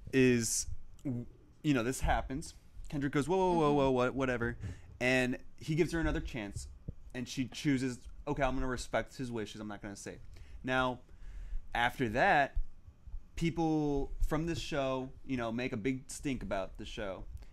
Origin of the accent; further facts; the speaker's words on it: the South, United States; we're coming from the South, too, where it's, like, it's a bigger problem in the South